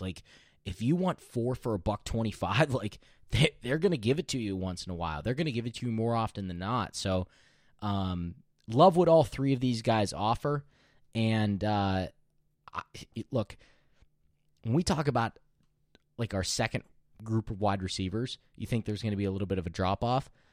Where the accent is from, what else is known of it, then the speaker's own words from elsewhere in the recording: Pennsylvania, United States; we're from Pennsylvania